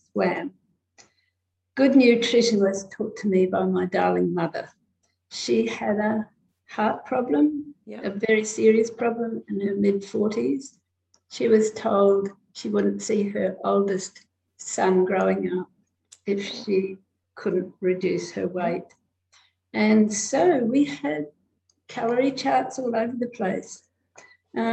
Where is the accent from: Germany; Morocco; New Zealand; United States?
New Zealand; moved away as an adult; also born or lived in London, United Kingdom / Townsville, Australia; now in Australia; I was born in New Zealand.